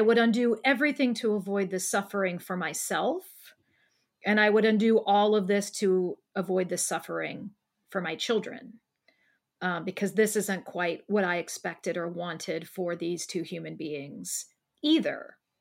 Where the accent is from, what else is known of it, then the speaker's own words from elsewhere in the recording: Columbus, Ohio, United States; living here where I live now in Columbus, Ohio, in my hometown.